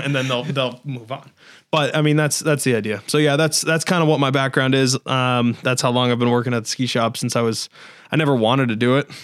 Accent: West Springfield, Massachusetts, United States; so I'm from here. I've always been here

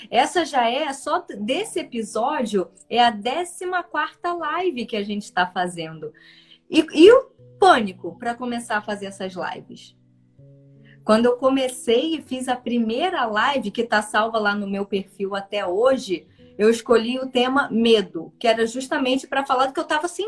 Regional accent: Paraná, Brazil; Sou do Paraná, de Conselheiro Ma é isso, né?

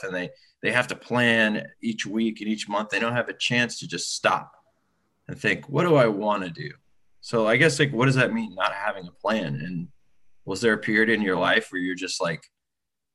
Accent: the Bay Area, California, United States; also born or lived in Burlingame; now in San Francisco, United States; I grew up in the Bay Area, I was living in Burlingame

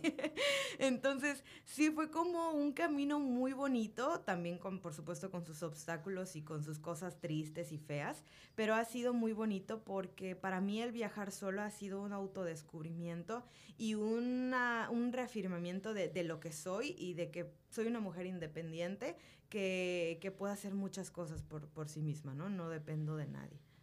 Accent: Mérida, Yucatán, Mexico; yo nací en Mérida, he vivido en esta ciudad toda mi vida

